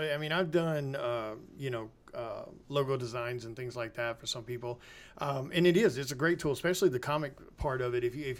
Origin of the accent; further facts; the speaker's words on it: Mississippi, United States; born there; also born or lived in Memphis; I was born in North Mississippi, and I spent a lot of my time around Memphis and things like that.